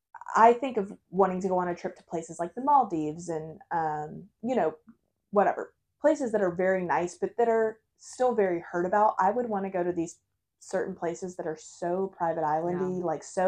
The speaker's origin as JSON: {"language": "English", "country": "United States", "said": "As an American and English speaking person. We speak American."}